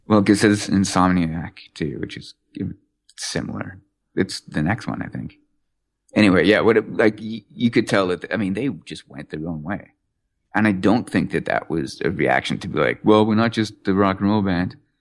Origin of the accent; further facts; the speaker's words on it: England, United Kingdom; I was born in England